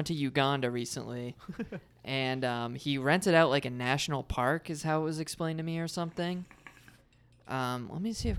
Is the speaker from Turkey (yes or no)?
no; Canada; born there; I'm Canadian born.